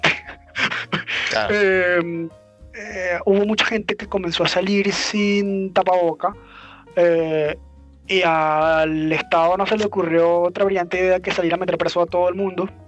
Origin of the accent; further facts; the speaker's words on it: Venezuela; moved away; mi país